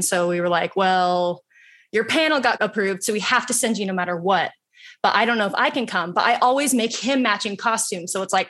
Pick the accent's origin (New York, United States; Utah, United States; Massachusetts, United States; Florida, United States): Utah, United States; Salt Lake City; I'm in Salt Lake City, Utah. It's hard to track me down from here, but I'm from Utah.